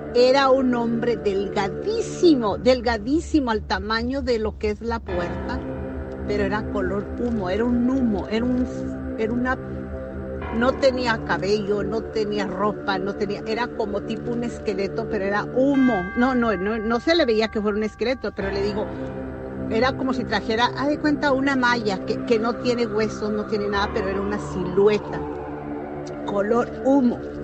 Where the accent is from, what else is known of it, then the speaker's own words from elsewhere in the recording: Meoqui, Chihuahua, Mexico; now in Dallas, United States; yo soy de Chihuahua. Es un pueblito que se llama Mioqui, Mioqui, Chihuahua